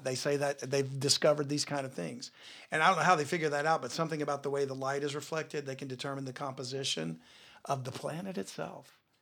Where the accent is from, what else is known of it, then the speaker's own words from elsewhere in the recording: Louisiana, United States; a person born and raised in Louisiana